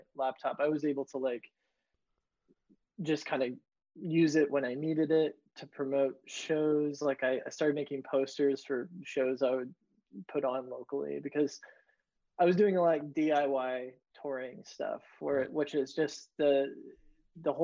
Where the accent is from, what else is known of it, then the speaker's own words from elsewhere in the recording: Northern Indiana, United States; also born or lived in Bloomington, Indiana; I grew up in Northern Indiana, and then I moved down to Bloomington.